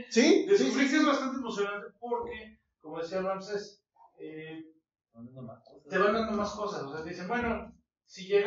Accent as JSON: {"language": "Spanish", "country": "Mexico", "said": "Como buen mexicano. buen mexicano."}